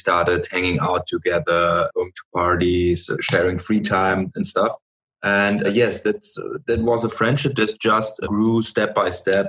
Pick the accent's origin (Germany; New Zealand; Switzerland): Germany; So we are from Europe, Germany. And funny thing is, we know each other from our hometown where we grew up.